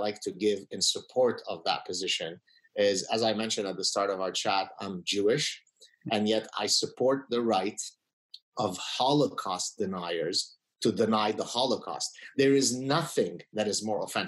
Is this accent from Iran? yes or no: no; Lebanon; also born or lived in United States; now in Canada; So I come from Lebanon. We are Lebanese Jews who escaped the civil war